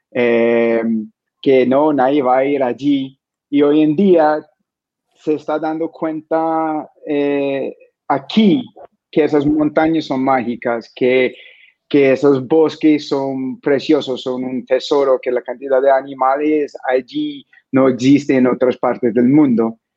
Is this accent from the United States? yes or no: yes; southwestern United States, United States; Spanish is a second language; moved away as an adult; also born or lived in East Coast, United States; now in Colombia; yo crecí en el suroeste del país y viví mucho tiempo en, en la costa este.